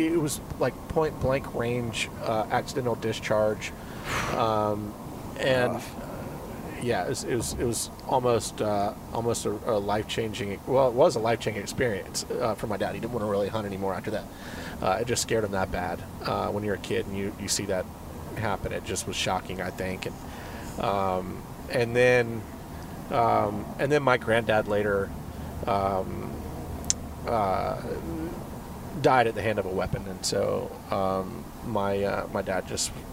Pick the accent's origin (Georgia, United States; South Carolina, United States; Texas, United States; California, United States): South Carolina, United States; Charleston; Charleston, South Carolina. East Coast, man. The Holy City, as they call it